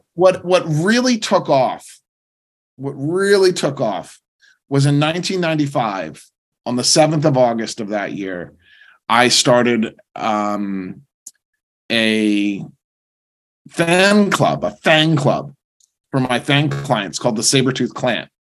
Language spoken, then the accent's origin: English; New Jersey, United States; moved away; also born or lived in San Diego, California / New York; I grew up in a very normal family, very suburban. We, were was in New Jersey